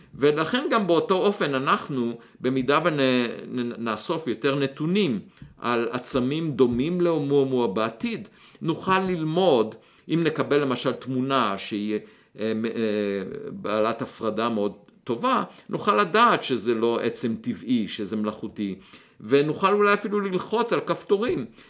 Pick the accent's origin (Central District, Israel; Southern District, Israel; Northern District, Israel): Central District, Israel; Beit Hanan; moved away; אני נולדתי במושב בית חנן, אה, גדלתי, אה, בילדותי אספתי ביצים